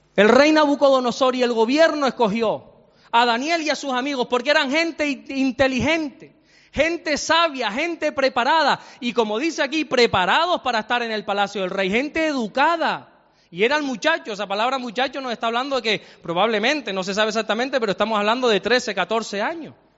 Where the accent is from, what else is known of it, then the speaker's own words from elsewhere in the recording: Santa Cruz de Tenerife, Canary Islands, Spain; also born or lived in Salamanca; yo soy salmantino, aunque me crié desde los tres años aquí, para, yo soy chicharrero, pero nací en Salamanca